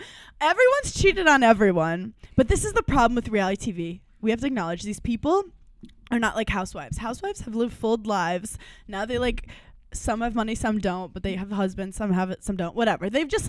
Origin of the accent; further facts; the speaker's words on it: New York City, New York, United States; I'm from Brooklyn.